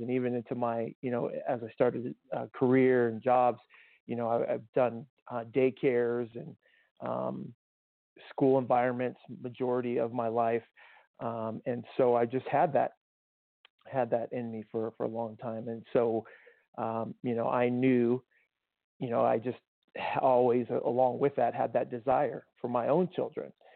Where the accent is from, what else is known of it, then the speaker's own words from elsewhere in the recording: Tucson, Arizona, United States; I grew up in Tucson and native of Arizona